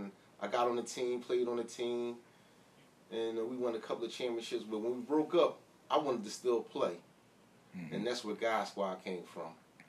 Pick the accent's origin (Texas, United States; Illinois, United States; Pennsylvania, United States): Pennsylvania, United States; Philadelphia; Well, my background, I come from Logan. I graduated from Simon Gratz in 88. I left Logan in I want to say 92, 93, went to Southwest Philly. Was heavy in the streets. Mm-hmm. Left Southwest Philly, went back up North Philly to 6 in York. That's my original roots.